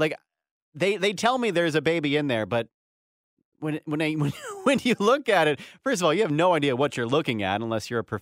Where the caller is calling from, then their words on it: Boyertown, Pennsylvania, United States; um, Boyertown. Pennsylvania.